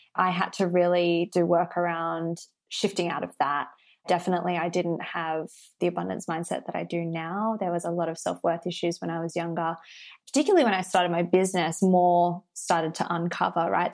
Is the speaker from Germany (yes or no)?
no; Sydney, New South Wales, Australia; I live in Australia and I grew up in Sydney